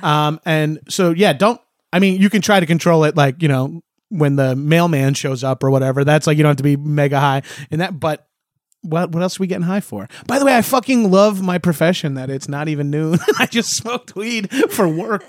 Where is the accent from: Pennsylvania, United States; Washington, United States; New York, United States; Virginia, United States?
New York, United States; Long Island; we love our vowels on Long Island